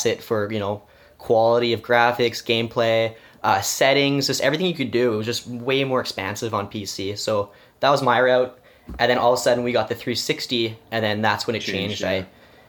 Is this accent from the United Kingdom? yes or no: no; Quebec side, Canada; in my family, we're Canadian, and I guess in the Quebec side, we kind of do Christmas on the eve instead of the morning